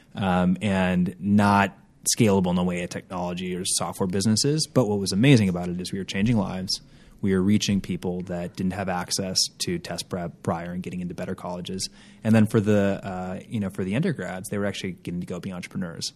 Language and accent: English; Minneapolis, Minnesota, United States; moved away as an adult; also born or lived in Boston; now in Los Angeles, United States; I grew up in Minneapolis, Minnesota